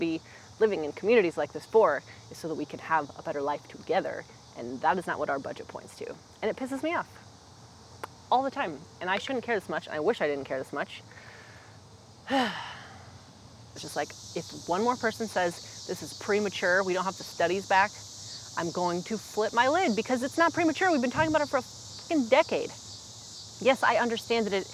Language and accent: English; Omaha, Nebraska, United States; also born or lived in Lincoln, Nebraska / Colorado; I'm from here, you know? Like, I was in Colorado after Lincoln, and I didn't think I was going to be back in Omaha for that long